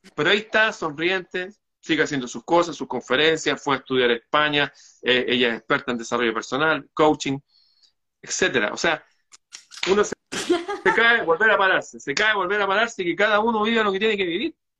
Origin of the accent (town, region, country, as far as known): Chile